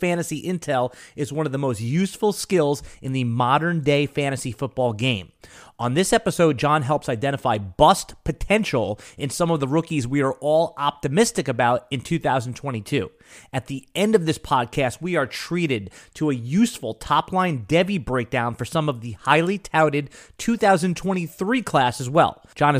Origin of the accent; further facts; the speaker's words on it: Northeast, United States; I mean, we grew up in the Northeast.